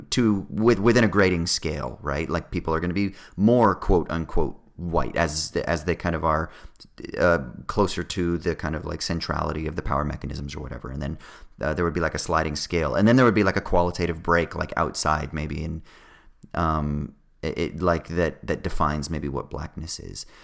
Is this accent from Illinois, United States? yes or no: no; California, United States; I'm from California